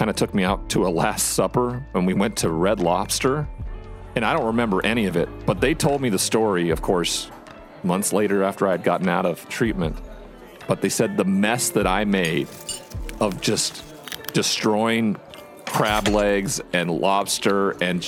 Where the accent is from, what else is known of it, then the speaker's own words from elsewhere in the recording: Montana, United States; my home state of Montana